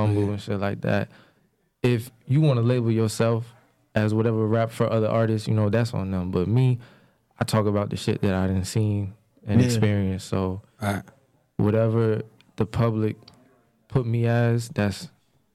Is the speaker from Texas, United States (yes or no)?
no; Montclair, New Jersey, United States; I'm from Montclair